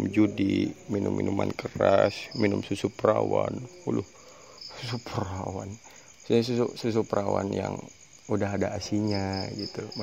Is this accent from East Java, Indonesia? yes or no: no; Bandung, West Java, Indonesia; Saya asli dari Bandung yang mondok di Banyuwangi gitu.